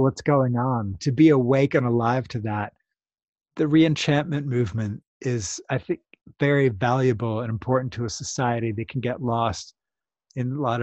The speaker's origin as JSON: {"language": "English", "country": "United States", "said": "as we Americans say it"}